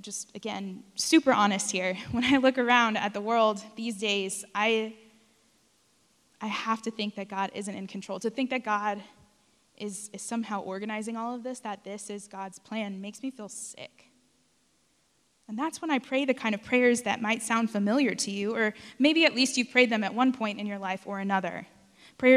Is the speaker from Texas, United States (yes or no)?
yes; South Texas, United States; moved away; I grew up in South Texas